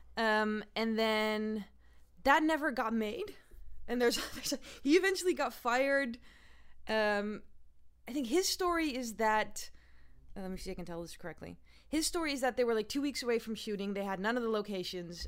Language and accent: English; Netherlands; moved away; I am from Holland originally